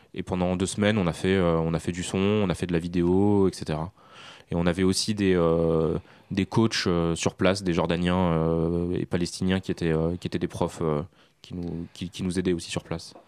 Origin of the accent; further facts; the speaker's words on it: France; also born or lived in Syria (ancestry); je suis né en France, mais mes parents, toute ma famille euh, et, syrienne, je suis d'origine syrienne